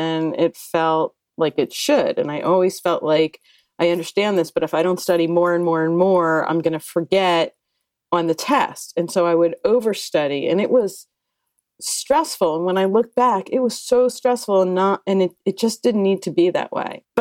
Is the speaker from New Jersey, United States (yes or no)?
yes; New Jersey, United States; moved away as an adult; also born or lived in Philadelphia, Pennsylvania / New York / Santa Monica, California; I grew up in New Jersey, went to college in Philadelphia at University of Pennsylvania